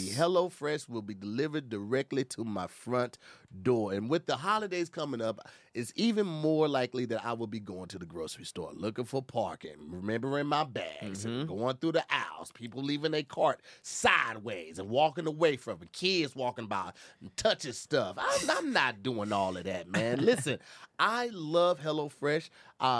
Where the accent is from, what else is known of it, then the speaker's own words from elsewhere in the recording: Midwest, United States; moved away; come from the Midwest